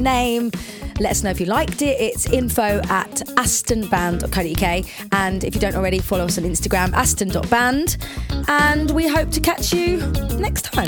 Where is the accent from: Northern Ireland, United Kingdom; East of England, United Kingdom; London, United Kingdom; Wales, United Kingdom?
East of England, United Kingdom; Watford; accent: Watford; also born or lived in Liverpool; we, I, we moved to Watford when I was about four or five